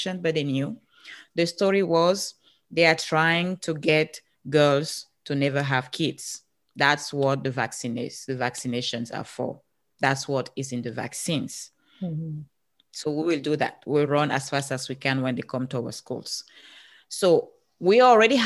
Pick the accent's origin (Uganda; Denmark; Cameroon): Cameroon; English is a second language; moved away as an adult; now in United States; I'm from Africa.